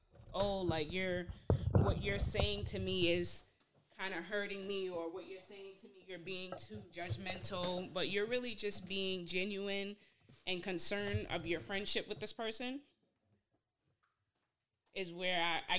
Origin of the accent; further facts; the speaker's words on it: Boston, Massachusetts, United States; I'm not from New York. I'm from Boston. From Boston? Yep. Born and raised.